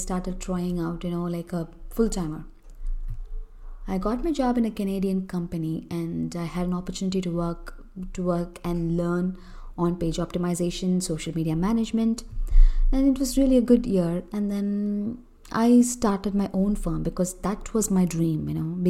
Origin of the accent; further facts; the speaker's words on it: Chennai, Tamil Nadu, India; I'm from Chennai, Tamil Nadu, a southern part of India